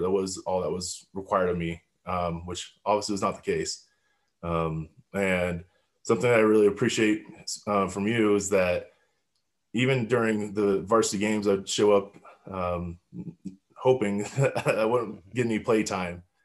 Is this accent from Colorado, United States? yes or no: yes; Highlands Ranch, Colorado, United States; I grew up in Highland Ranch, Colorado.